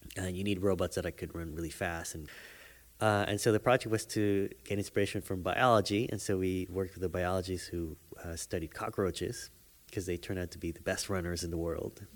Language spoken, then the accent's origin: English; Panama; moved away; I grew up in Panama